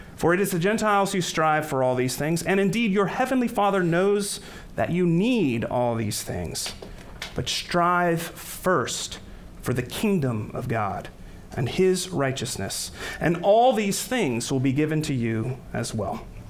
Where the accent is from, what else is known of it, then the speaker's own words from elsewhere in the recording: United States; many of us American Christians